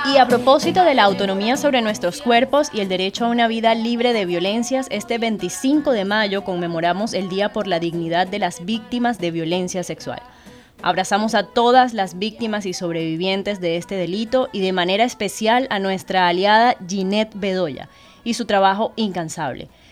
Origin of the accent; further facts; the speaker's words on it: Alta Guajira, La Guajira, Colombia; soy guayú de Pieyú de la Alta Guajira